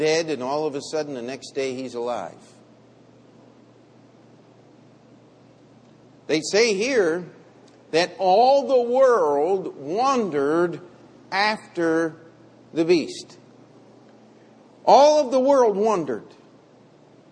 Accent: United States; I am an American of Italian heritage

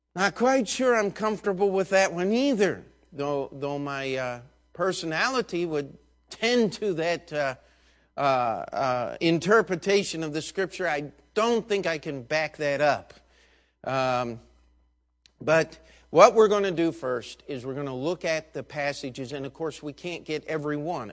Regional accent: United States

